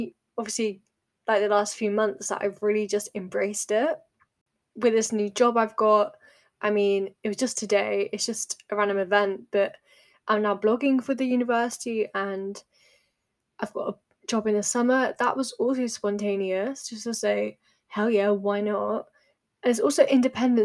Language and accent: English; United Kingdom; as British people